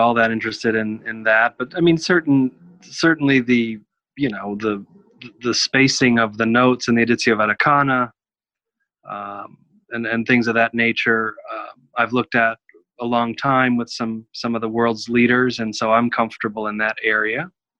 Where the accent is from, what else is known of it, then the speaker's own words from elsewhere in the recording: Kansas, United States; Kansas, University of Kansas.